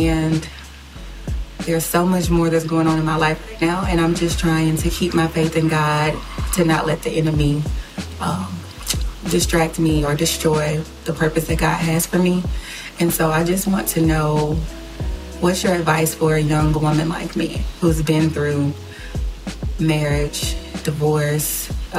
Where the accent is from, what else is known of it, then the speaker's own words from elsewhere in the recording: Gulfport, Mississippi, United States; I'm from Gulfport, Mississippi.